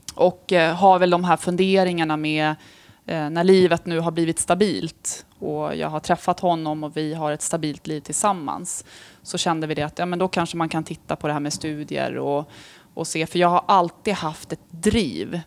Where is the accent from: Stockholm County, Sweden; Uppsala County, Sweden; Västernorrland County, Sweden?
Stockholm County, Sweden; Stockholm; also born or lived in Tullinge / Rissne; jag är ju från Stockholm